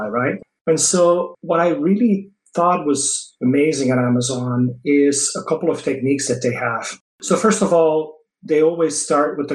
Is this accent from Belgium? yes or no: yes; Belgium; first language Dutch; English is a second language; moved away as an adult; also born or lived in Paris, France; now in United States; I'm not originally from the US. I moved from Belgium to the US in end of 2003.